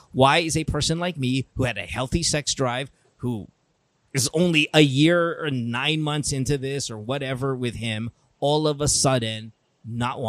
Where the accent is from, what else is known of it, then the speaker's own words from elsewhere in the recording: Philippines; we're Filipino